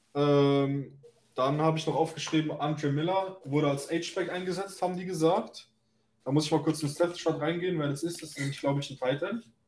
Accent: Germany; bei uns in Deutschland

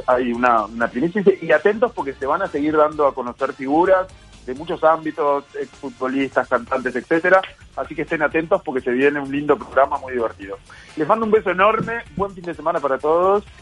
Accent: Uruguay; Nosotros como uruguayos decimos amo

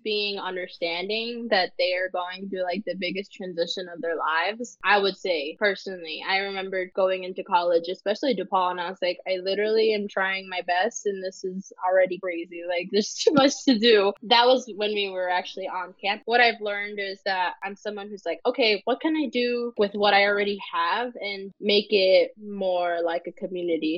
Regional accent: northern Mexico, Mexico; now in Oaxaca, Mexico; I am myself Mexican, but I am not from Oaxaca. I'm from mm-hmm. the more northern part of Mexico Mexico

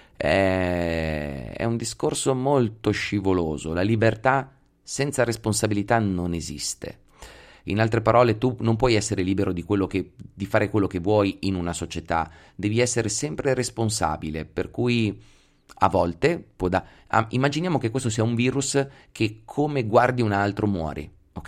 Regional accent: Pesaro, Marche, Italy; now in Veneto, Italy; sono di Pesaro

